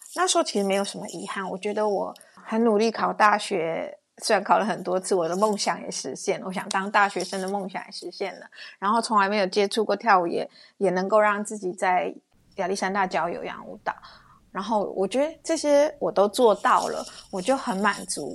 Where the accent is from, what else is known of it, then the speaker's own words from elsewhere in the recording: Hsinchu, Taiwan; moved away as an adult; also born or lived in Switzerland (French-speaking region); now in Switzerland; 我是来自于台湾新竹的